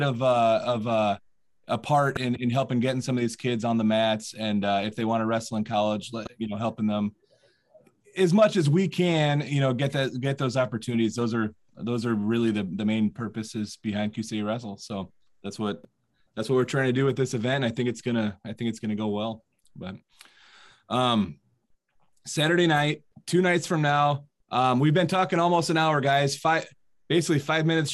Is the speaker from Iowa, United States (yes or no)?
yes; Iowa, United States; I'm from Iowa